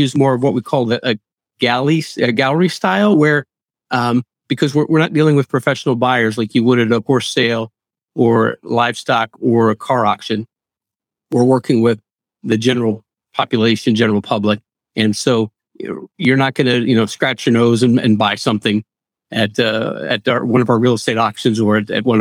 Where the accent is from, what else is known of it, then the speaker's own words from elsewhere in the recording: Mount Joy, Pennsylvania, United States; I've lived in Lancaster County all my life. I grew up in Mount Joy